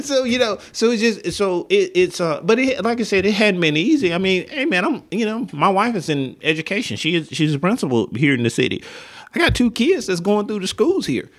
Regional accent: Linden, Alabama, United States; moved away; I grew up in Linden, Alabama

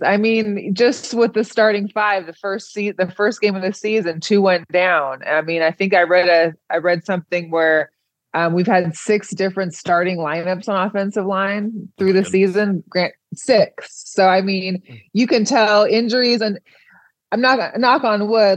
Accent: Seattle, Washington, United States; I'm from Seattle

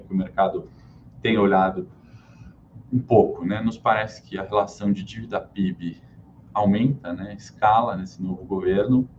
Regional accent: Brazil; falando como brasileiro

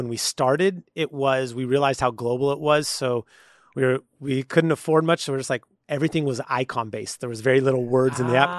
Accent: San Leandro, California, United States; also born or lived in Oakland; I mean, I've born and raised in San Leandro, which is just south of Oakland, and then also Oakland.

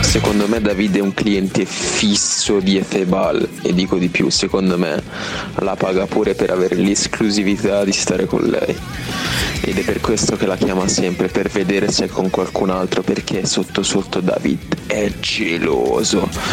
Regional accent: Piacenza, Emilia-Romagna, Italy; sono di Piacenza

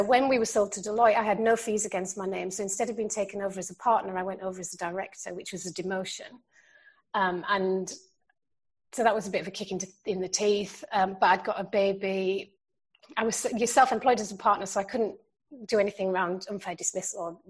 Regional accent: Yorkshire and the Humber, United Kingdom; when I grew up in South Yorkshire

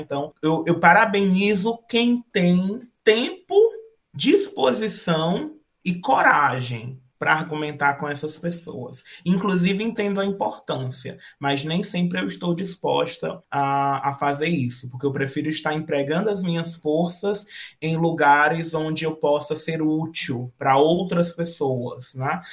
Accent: Northeast Brazil, Brazil; eu sou nordestina, aqui no Nordeste vira e mexe a gente fala um ditado

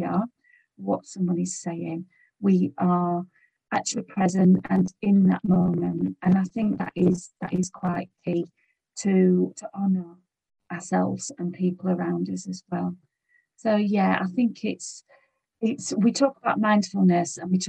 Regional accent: United Kingdom; we're British

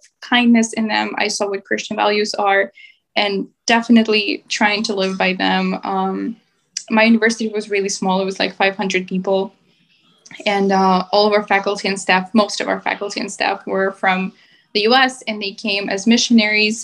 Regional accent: Mykolaiv, Mykolaiv Oblast, Ukraine; moved away as an adult; also born or lived in Europe; now in United States; I'm originally from Ukraine. I was born and raised in the city of Mykolaiv, which is in the southern part of Ukraine.

